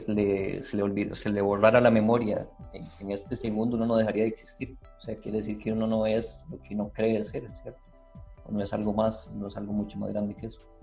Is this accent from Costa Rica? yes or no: yes; Costa Rica; yo no soy eh, costarricense, fue una nacionalidad que, bueno, que aprendí a darle una continuidad